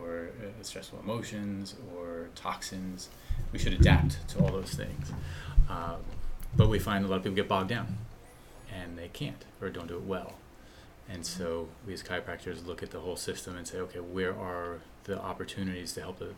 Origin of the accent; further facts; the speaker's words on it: New Jersey, United States; moved away; also born or lived in Midwest / Vermont/New Hampshire area; I grew up in New Jersey